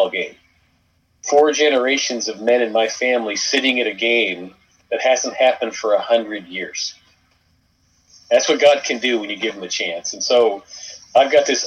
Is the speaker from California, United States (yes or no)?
yes; Thousand Oaks, California, United States; In Thousand Oaks, California